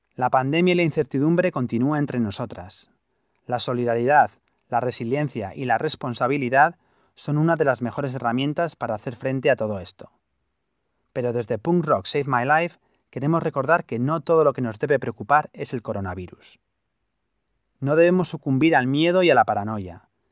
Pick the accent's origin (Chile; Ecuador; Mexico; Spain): Spain; Pamplona, Navarre; also born or lived in United States; yo en mi ciudad natal, eh, Pamplona